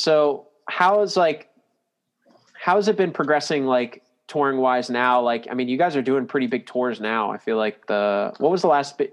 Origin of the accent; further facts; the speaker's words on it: Daytona Beach, Florida, United States; I grew up in Daytona or like around that area